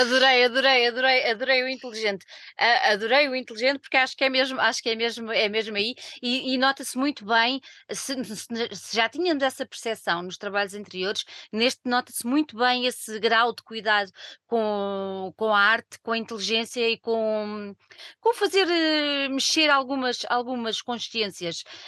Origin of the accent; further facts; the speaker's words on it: Lisbon, Portugal; eu nasci em Lisboa